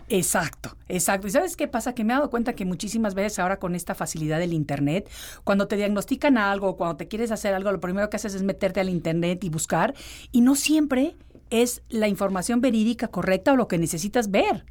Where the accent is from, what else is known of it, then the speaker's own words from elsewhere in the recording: Mexico City, Mexico; moved away; de chiquita cuando vivía en la Ciudad de México